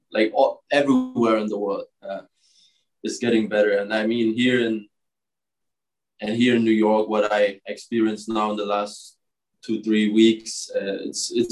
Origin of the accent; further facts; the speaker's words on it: Germany; moved away as an adult; now in United States; growing up in Germany